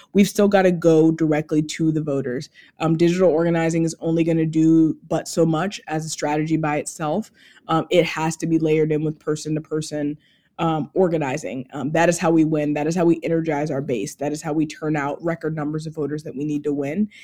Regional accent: Georgia, United States; my home state of Georgia

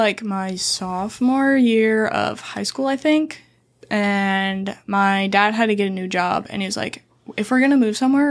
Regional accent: Iowa, United States; now in Pensacola, United States; I actually went back to my hometown in Iowa because they do, like, a big parade that's like very Dutch themed, because like everyone where in my hometown is like Dutch.

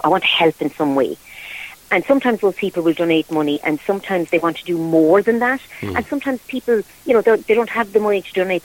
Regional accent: Croom, Munster, Ireland; I'm originally from Croom in County Limerick.

